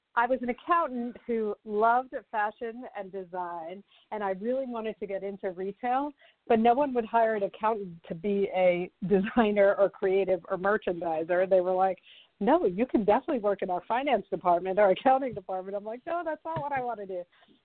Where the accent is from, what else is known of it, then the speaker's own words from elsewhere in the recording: Livingston, New Jersey, United States; born there; also born or lived in London / Paris / Geneva; I was born in North Jersey, Livingston, New Jersey, but we moved when I was 6 months old. So I actually grew up in Europe. We moved back to the U.S., and I lived in London, Paris, and Geneva.